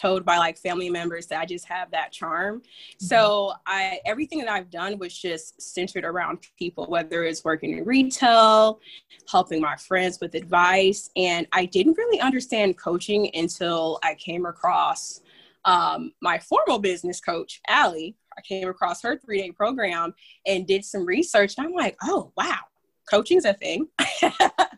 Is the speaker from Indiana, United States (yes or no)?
yes; Fort Wayne, Indiana, United States; I'm from good old Indiana. Well, Fort Wayne to be exact.